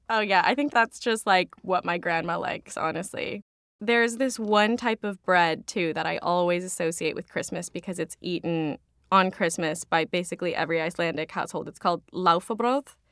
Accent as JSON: {"language": "English", "town": "Claremont", "region": "California", "country": "United States", "tie": "born or raised there", "moved": "yes", "lives_now": "New York, United States", "said": "I grew up in Claremont, California, which is about forty minutes, depending on traffic, away from the main Los Angeles area."}